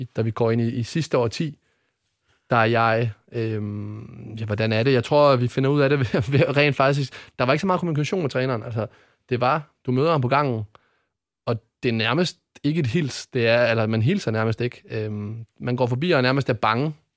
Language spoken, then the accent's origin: Danish; Odense, Southern Denmark, Denmark; Jeg kommer ned fra Ådalen i, i Odense